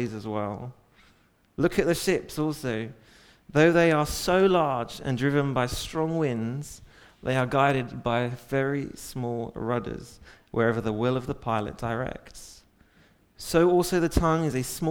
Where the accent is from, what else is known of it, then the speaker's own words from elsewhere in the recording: England, United Kingdom; I'm English.